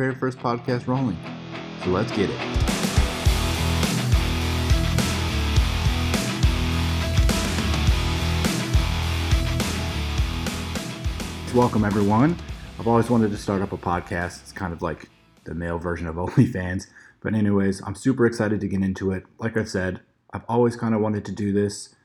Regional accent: Chicago, Illinois, United States; moved away as an adult; now in Los Angeles, United States; I'm originally from the Chicagoland area, and I moved to Los Angeles 3 years ago

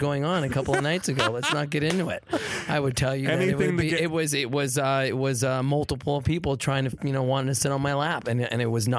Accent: California, United States; Well, I grew up in the Valley, so I was a Valley boy, sort of near La Cañada, La Crescenta Valley area, Deep Valley.

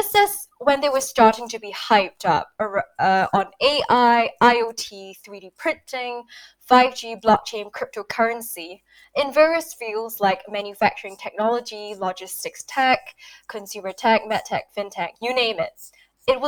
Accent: Singapore; now in Paris, France; I've spent my early years growing up in Singapore

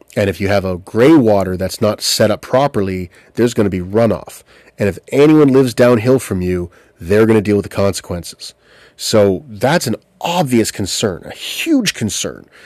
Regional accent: Southampton, Ontario, Canada; I grew up in Bruce County in Southampton, Ontario

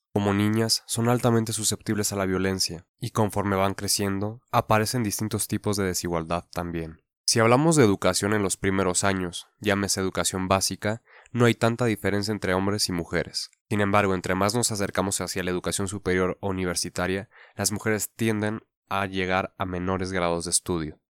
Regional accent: Mexico; nuestra cultura como mexicanos

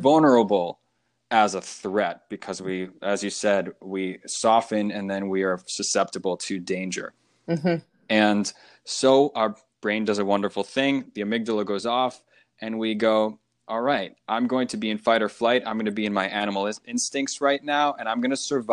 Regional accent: United States; being in America. Growing up in America, a lot of students were taught in their school to think

